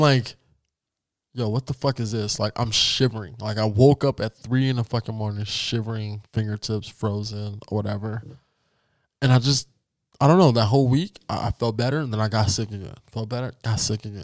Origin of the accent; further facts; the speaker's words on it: United States; Yes, I am black and I have roots from Africa, but I was born in America